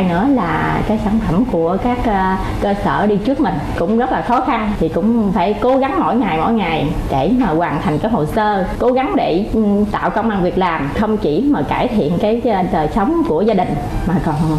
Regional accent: Chợ Mới, An Giang, Vietnam

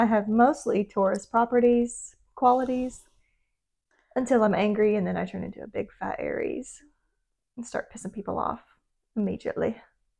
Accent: Cleveland, Tennessee, United States; I come from Bradley County in Cleveland, Tennessee.

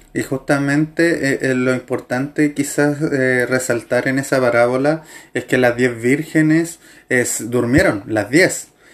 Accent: Chile; Los chilenos por lo general no decimos que no

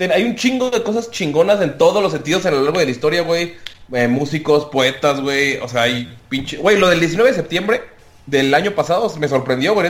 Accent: Mexico; todos somos orgullosamente mexicanos

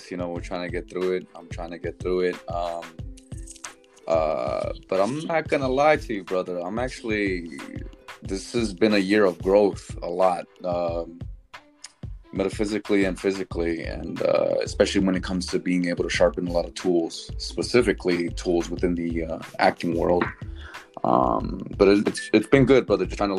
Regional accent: Los Angeles, California, United States; I was actually born and raised in Hollywood. Went to Hollywood High, born Hollywood Presbyterian.

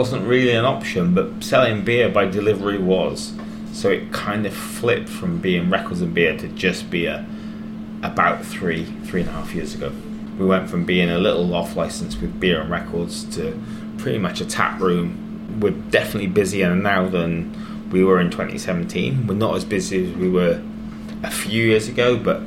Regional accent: Wales, United Kingdom; moved away; I've got family in Wales. I grew up in Wales

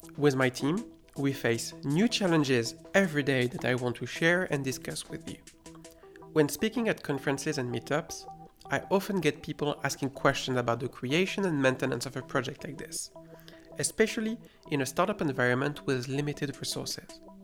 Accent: France; accent: French; English is a second language; my terrible French accent

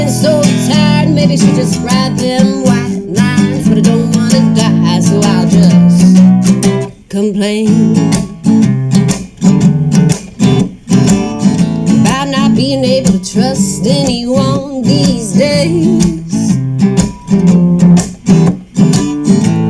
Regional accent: New Orleans, Louisiana, United States; I was born in New Orleans

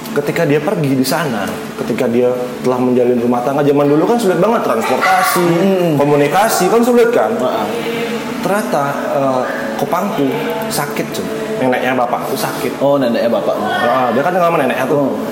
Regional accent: Denpasar, Bali, Indonesia; Emang di Denpasar dari kecil. Aku dari kecil bapakku udah di Denpasar.

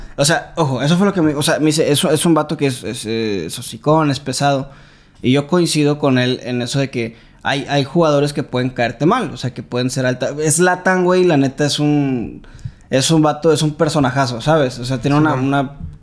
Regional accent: Veracruz, Mexico; nosotros somos jarochos

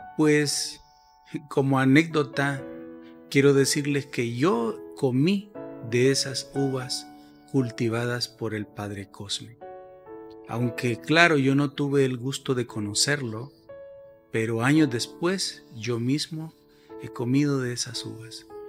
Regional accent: El Salvador

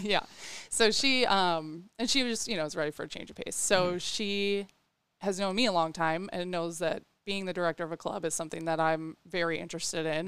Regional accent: Waukegan, Illinois, United States; I'm from Waukegan, Illinois, which is a north suburb of Chicago

